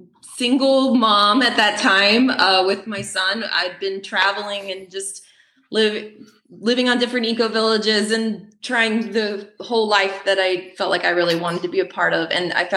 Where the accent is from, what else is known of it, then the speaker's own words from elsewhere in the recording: the South, United States; But the winters were a little rough for me growing up in the South. I wanted to get back to the South